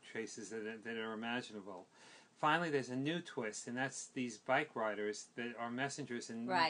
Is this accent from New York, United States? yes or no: yes; New York, United States; as a kid growing up on the Upper East Side.